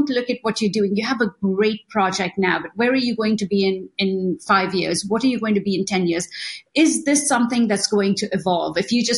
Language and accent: English; Mumbai, Maharashtra, India; moved away; also born or lived in Italy / Los Angeles, United States; I was born in India